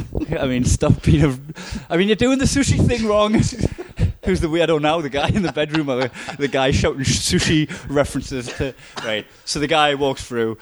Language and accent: English; Geordie, North East England, United Kingdom; accent: Geordie